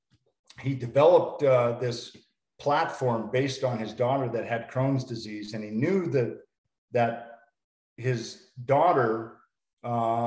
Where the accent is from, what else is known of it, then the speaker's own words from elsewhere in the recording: Montana, United States; moved away; Montana, my hometown